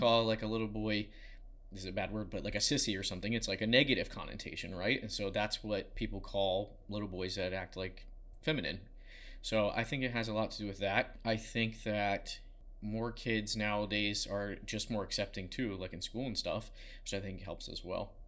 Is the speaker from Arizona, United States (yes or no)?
no; Southern Maryland, United States; I grew up in Southern Maryland